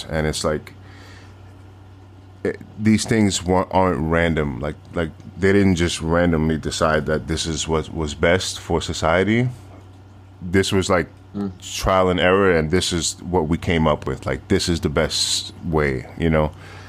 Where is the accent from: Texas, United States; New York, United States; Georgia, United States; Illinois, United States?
New York, United States; Like growing up in New York, right? Like, New York is a very international city